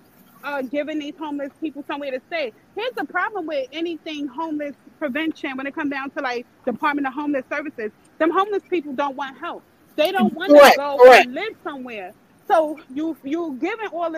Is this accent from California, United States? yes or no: no; New York City, New York, United States; I'm from Crown Heights